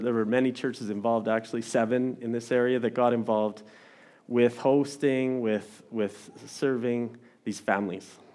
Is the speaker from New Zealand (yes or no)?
no; Didsbury, Alberta, Canada; now in Olds, Canada; I grew up in Didsbury